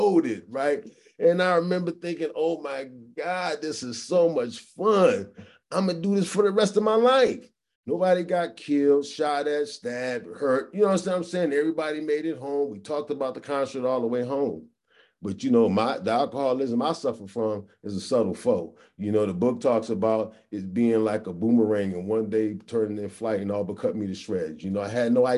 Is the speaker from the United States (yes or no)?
yes; Hartford, Connecticut, United States; now in Palmdale, United States; I grew up back east in Hartford, Connecticut.